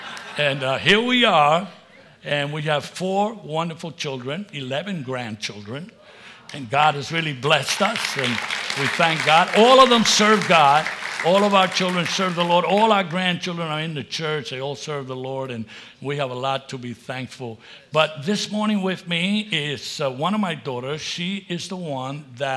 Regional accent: New York, United States; moved away as an adult; also born or lived in Puerto Rico; I was born in Puerto Rico, but raised in New York.

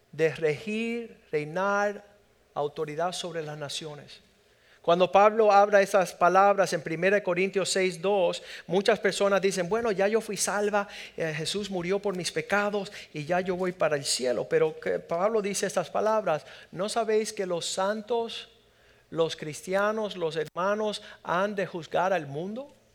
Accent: Pinar del Río, Cuba; aquellos que venimos de Pinar del Río somos un poco acomplejados

